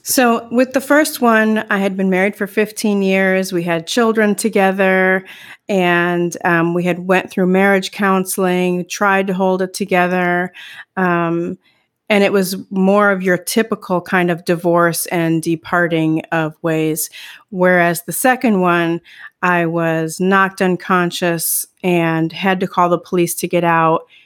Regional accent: Midwest, United States; now in Northern California, United States; I grew up in the Midwest

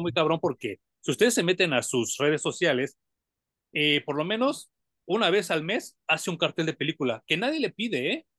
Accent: Mexico; a nosotros los mexicanos nos dan mucha viada

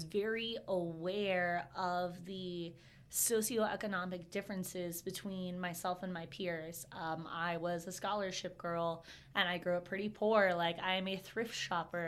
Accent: Inglis, Florida, United States; also born or lived in Ocala, Florida; I'm actually from Inglis, Florida, okay. Which makes Ocala look like the big city. I definitely thought of this as a big city growing up. Born and raised

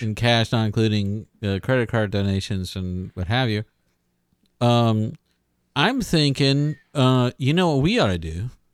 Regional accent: Pasadena, Texas, United States; I was, I was born in Houston. Actually, I was born in Pasadena, Texas

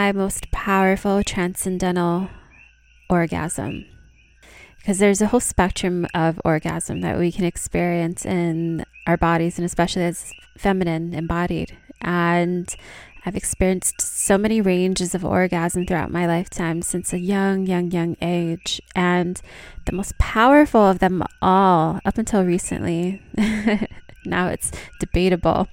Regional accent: Hawaii, United States; moved away; also born or lived in India; I'm from Hawaii originally, and I've been back home in Hawaii since September of last year.

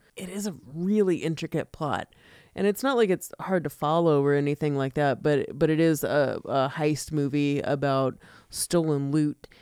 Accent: United States; I'm an American

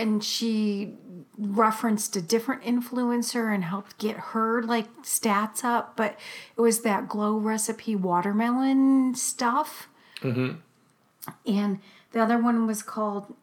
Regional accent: Ohio, United States; I was from Ohio. Oh my God. Because I am.

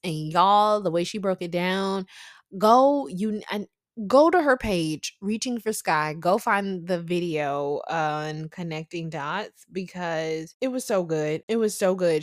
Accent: the South, United States; I'm from the South

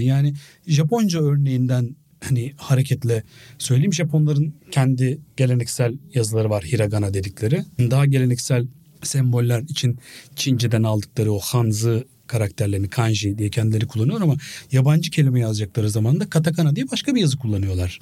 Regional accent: Biga, Çanakkale, Turkey; Ben çocukken Biga'da

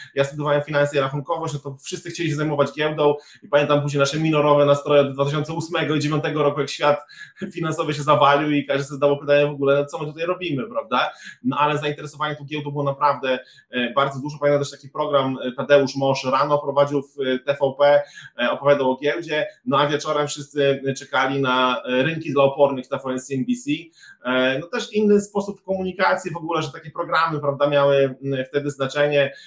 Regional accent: eastern Poland, Poland; też pochodzę ze wschodniej Polski

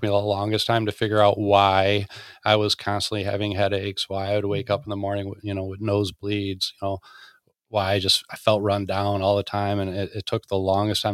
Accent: Clinton Township, Michigan, United States; born or raised there

